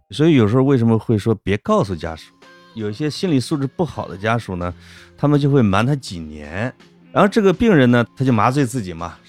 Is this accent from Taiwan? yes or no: no; China; 我们中国人